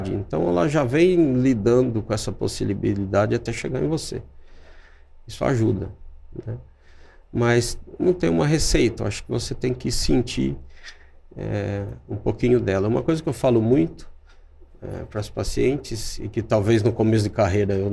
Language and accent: Portuguese; Mogi Guaçu, São Paulo, Brazil; interior de São Paulo, eu sou de Mogi Guaçu, é Mogi Guaçu. perto de Campinas ali.